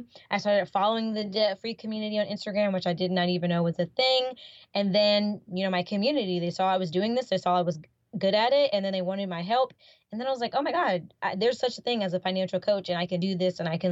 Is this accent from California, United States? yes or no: no; North Carolina, United States; now in Florida, United States; originally, I'm from North Carolina, here in the United States